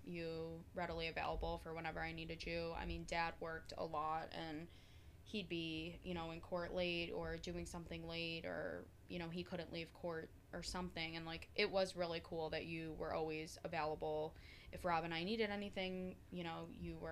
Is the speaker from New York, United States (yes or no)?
yes; Oswego, New York, United States; my brother and I were raised in Oswego